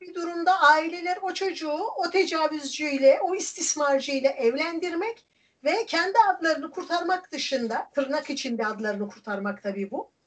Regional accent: Erzincan, Turkey; born or raised there; moved away

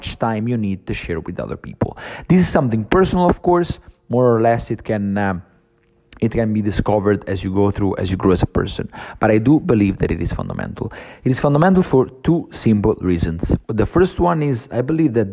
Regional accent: Naples, Campania, Italy; moved away as an adult; also born or lived in Rome; I came back to Naples, which is basically my hometown

